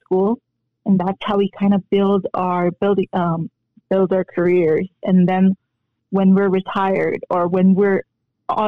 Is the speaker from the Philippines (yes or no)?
yes; Philippines; moved away; also born or lived in Korea; coming from Korea and growing up in the Philippines, I was lucky enough to be raised in the Philippines